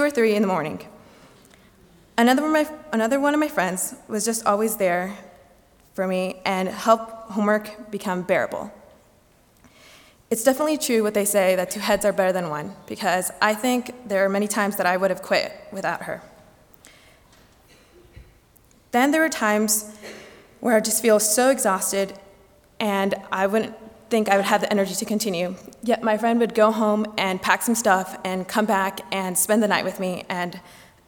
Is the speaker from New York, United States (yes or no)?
no; Grand Rapids, Michigan, United States; moved away as an adult; my hometown is in red. So it's only about an hour and 15 minute drive